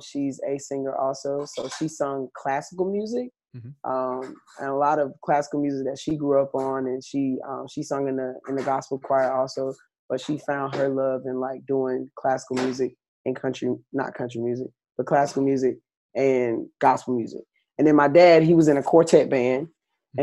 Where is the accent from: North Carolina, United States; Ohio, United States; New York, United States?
North Carolina, United States; Goldsboro; now in Schenectady, United States; grew up in North Carolina, Goldsboro, North Carolina to be exact